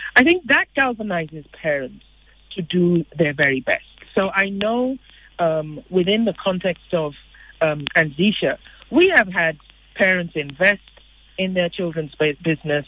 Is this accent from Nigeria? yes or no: yes; Nigeria; I'm Nigerian.